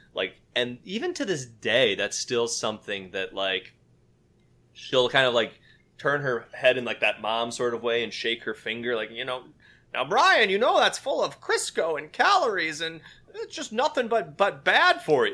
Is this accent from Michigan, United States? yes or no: yes; West Michigan, United States; now in Maryland, United States; I am also from West Michigan. Uh, I now live in Maryland, just outside of Washington, D.C.